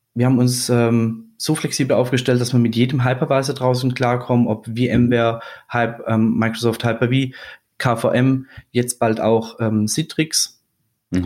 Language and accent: German; Swabia, Baden-Württemberg, Germany; now in Würzburg, Germany; ich bin gebürtiger Schwabe. Ah. Mit, mit, badischem Einschlag